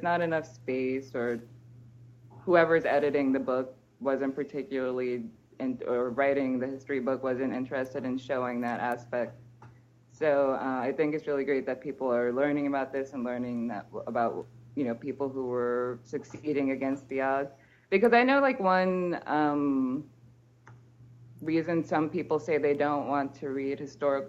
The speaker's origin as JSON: {"language": "English", "country": "United States", "moved": "as an adult", "lives_now": "Martinique", "said": "it's also hard for me to think of myself as an immigrant because we're conditioned not to think of ourselves as immigrants, especially as Americans"}